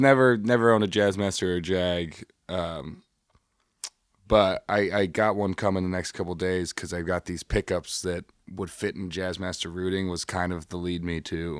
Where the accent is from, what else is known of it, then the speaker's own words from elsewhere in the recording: Chicago, Illinois, United States; I'm from Chicago here